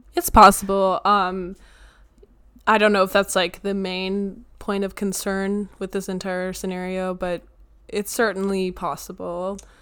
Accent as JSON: {"language": "English", "country": "United States", "said": "I'm an American."}